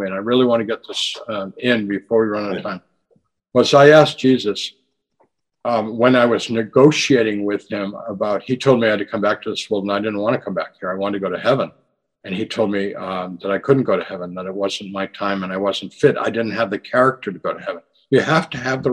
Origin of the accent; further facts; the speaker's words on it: United States; my generation growing up in the United States in the 50s and 60s